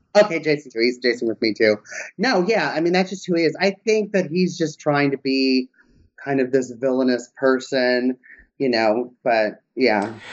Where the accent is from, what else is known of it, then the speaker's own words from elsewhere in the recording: Southern California, United States; moved away; I'm from Southern California